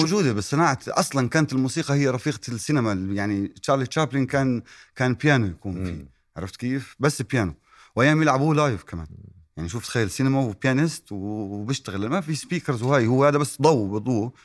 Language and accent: Arabic; Irbid, Irbid Governorate, Jordan; أنا ابن إربد. وإربد يعني قرى.